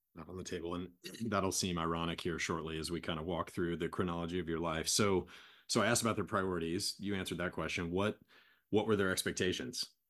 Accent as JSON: {"language": "English", "country": "United States", "said": "I'm from kind of a small town in America"}